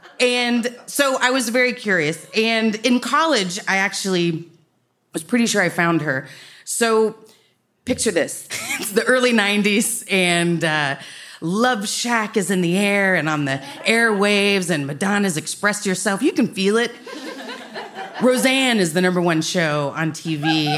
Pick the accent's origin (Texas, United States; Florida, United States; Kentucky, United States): Texas, United States; Dallas; I'm from Dallas.